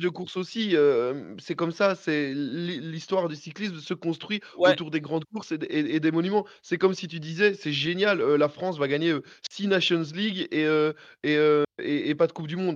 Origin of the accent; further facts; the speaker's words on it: Belgium; je suis belge